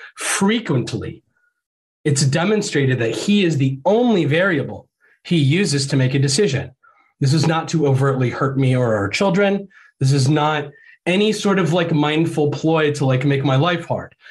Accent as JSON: {"language": "English", "region": "Ohio", "country": "United States", "also_born_or_lived": "Florida", "moved": "as an adult", "said": "we're like both from Ohio and our families are from Ohio"}